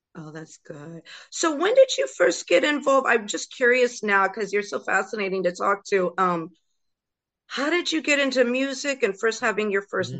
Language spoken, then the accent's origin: English; Florida, United States; also born or lived in Bronx, New York / Los Angeles, California; now in New York, United States; I was raised, I was born in the Bronx, raised in Florida.